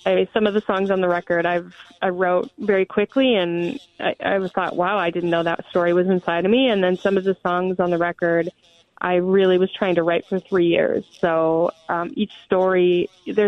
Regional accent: North Dakota, United States; moved away as an adult; now in Minneapolis, United States; I am originally from North Dakota, but I've been here since 2003

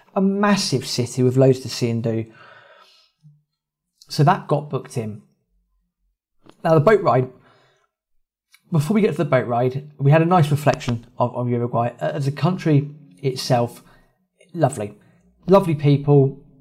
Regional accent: England, United Kingdom; we are English, we are in Argentina

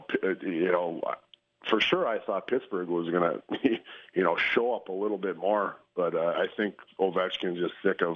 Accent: Canada; a Canadian

